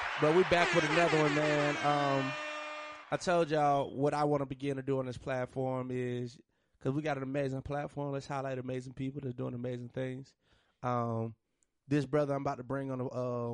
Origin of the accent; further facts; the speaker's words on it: Monroe, United States; I'm from Monroe